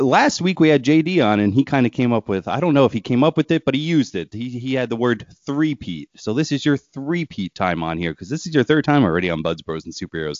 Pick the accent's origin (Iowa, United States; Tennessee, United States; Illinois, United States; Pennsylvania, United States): Pennsylvania, United States; my home state